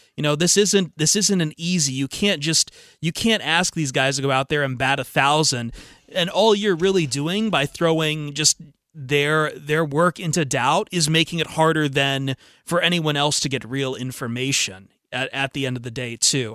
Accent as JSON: {"language": "English", "town": "Toledo", "region": "Ohio", "country": "United States", "tie": "born or raised there", "said": "I grew up in Toledo"}